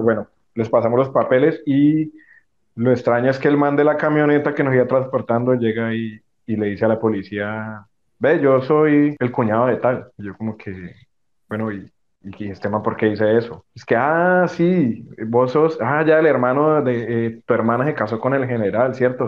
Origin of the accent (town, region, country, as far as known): Colombia